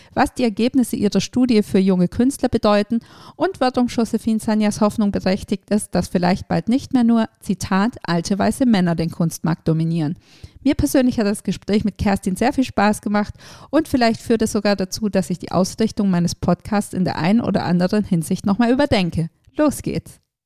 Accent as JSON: {"language": "German", "country": "Germany", "said": "bei uns in Deutschland"}